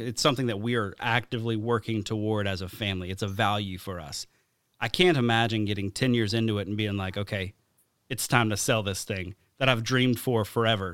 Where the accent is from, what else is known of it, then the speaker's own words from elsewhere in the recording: Alabama, United States; moved away; my hometown in Alabama